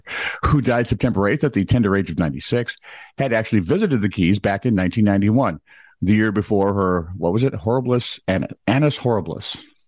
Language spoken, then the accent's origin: English; United States; And I'm an American.